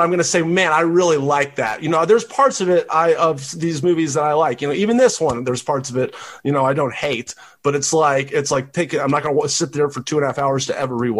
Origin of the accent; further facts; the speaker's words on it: Tennessee, United States; I'm from Tennessee